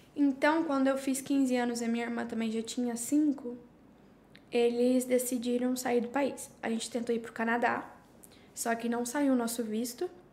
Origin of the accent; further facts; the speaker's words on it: Curitiba, Paraná, Brazil; also born or lived in São José dos Pinhais; now in Spain; estou aqui há seis anos, sou de Curitiba, Paraná. Na verdade, eu morava em São José dos Pinhais